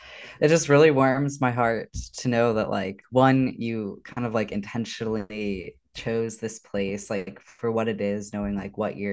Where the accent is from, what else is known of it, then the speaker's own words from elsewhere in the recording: the South, United States; I grew up in the South. I actually went to college in Memphis, so pretty close to Oxford.